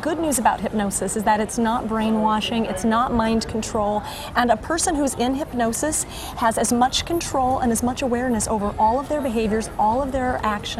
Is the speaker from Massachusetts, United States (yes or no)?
no; Denver, Colorado, United States; also born or lived in New Mexico; now in Minnesota, United States; originally from Denver, Colorado.